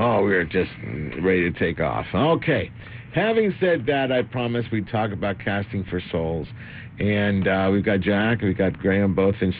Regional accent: Argentina; now in United States; I'm from Argentina.

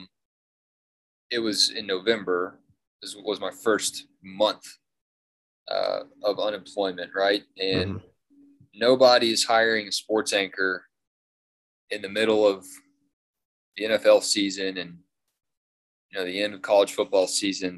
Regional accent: Lawrenceville, Georgia, United States; also born or lived in Macon, Georgia; I had a ton of fun in Atlanta from Lawrenceville

